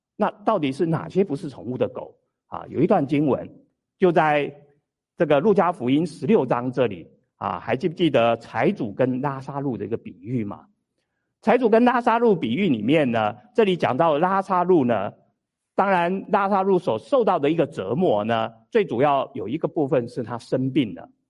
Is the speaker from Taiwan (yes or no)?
yes; Taiwan; moved away; 我小的时候住在台湾，啊，我们台湾叫做什么？鸡童